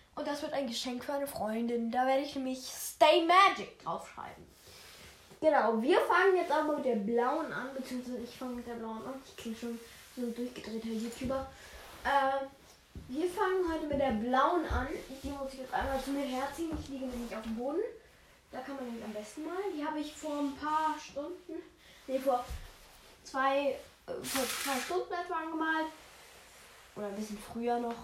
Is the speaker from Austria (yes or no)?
yes; Austria; ich bin ein Österreicher